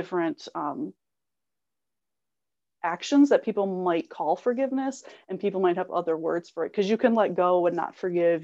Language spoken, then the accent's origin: English; Illinois, United States; I'm from Illinois, so it's completely flat